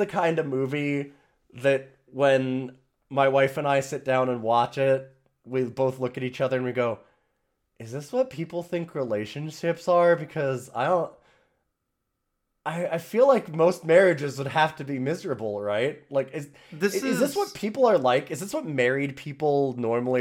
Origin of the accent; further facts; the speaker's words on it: Canada; I'm Canadian